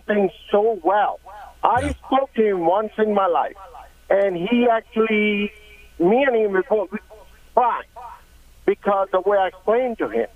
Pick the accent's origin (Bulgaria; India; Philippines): India; moved away as an adult; now in United States; I came from India in this country in 1988.